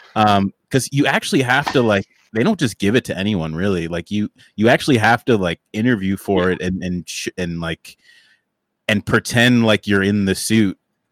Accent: Hummelstown, Pennsylvania, United States; also born or lived in New York City; I grew up first in New York City, and then we moved to the beautiful, shining state of Pennsylvania, where I spent my late elementary to high school career in. I'm still here, by the way. I haven't left

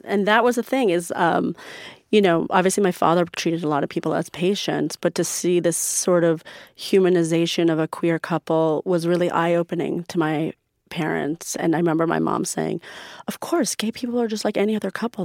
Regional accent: New York, United States; also born or lived in Iran; I grew up in America, going to Persian school

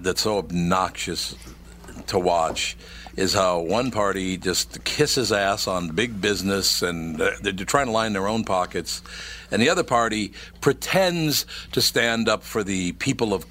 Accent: Minneapolis, Minnesota, United States; I grew up in North Minneapolis, since I was a little kid

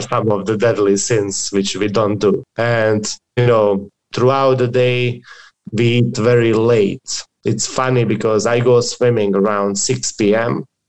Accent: Dubrovnik, Dubrovnik-Neretva County, Croatia; I come from Croatia

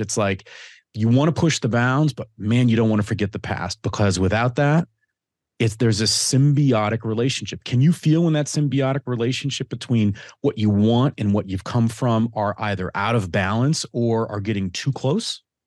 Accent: Detroit, Michigan, United States; I grew up in Detroit.

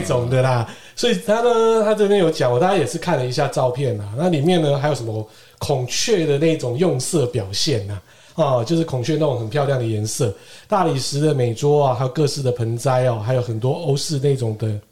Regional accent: Keelung, Taiwan; 对我们基隆人来讲

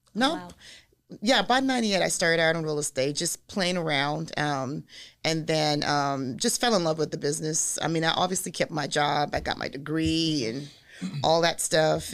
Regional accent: Nigeria; moved away; I'm from Nigeria

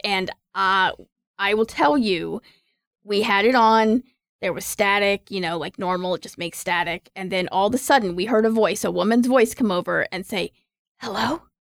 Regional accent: Raleigh, North Carolina, United States; I'm from Raleigh. I grew up here.

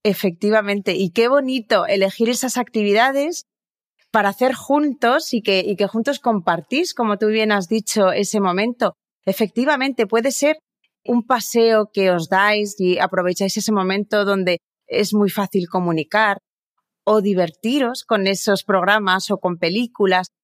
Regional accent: Pamplona, Navarre, Spain; Yo nací en, en Pamplona, en una ciudad muy pequeñita en el norte de España

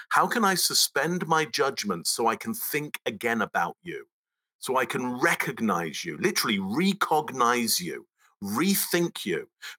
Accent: England, United Kingdom; accent: Pommy; now in Toronto, Canada; I am indeed in Toronto, but I have a Pommy accent

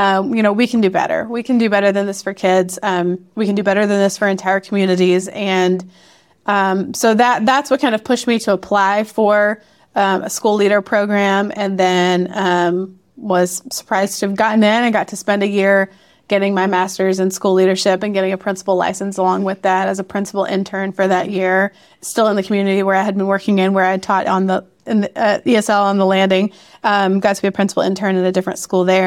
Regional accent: Memphis, Tennessee, United States; moved away as an adult; also born or lived in Chicago / Boston / Chattanooga; I'm originally from Memphis and taught in Chicago and outside of Boston as well, um, before life brought us to Chattanooga

